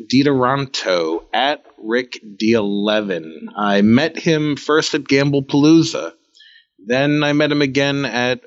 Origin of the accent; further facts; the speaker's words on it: New York, United States; I'm a Jew from New York